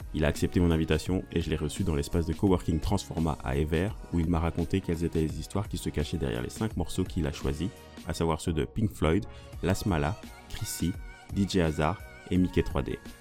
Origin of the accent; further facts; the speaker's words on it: Mons, Wallonia, Belgium; moved away; j'ai grandi à Mons